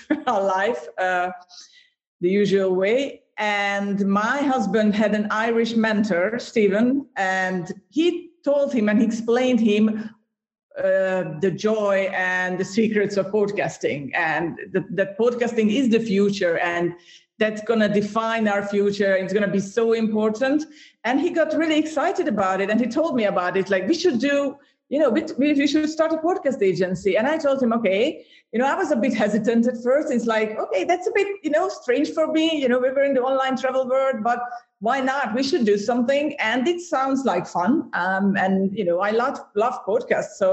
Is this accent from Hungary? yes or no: yes; Hungary; moved away as an adult; also born or lived in Ireland; when we moved from Hungary to Ireland. That's where we are from